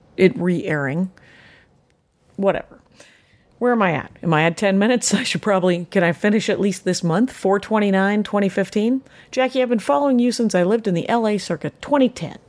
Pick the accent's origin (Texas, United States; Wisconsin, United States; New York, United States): Wisconsin, United States; South Milwaukee; now in Los Angeles, United States; who was born in my hometown of South Milwaukee, Wisconsin